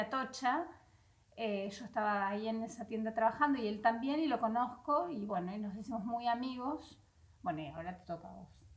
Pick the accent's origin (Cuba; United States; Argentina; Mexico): Argentina; Vera, Santa Fe; moved away as an adult; now in Spain; yo soy de Vera, Santa Fe, el norte de Santa Fe